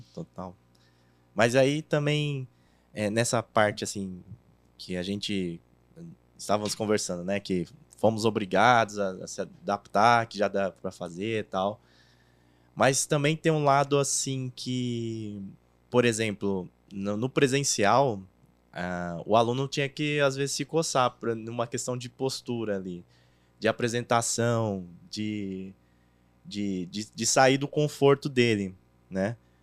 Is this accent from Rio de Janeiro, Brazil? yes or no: no; São Paulo, Brazil; eu sou da Zona Leste ali, Itaquera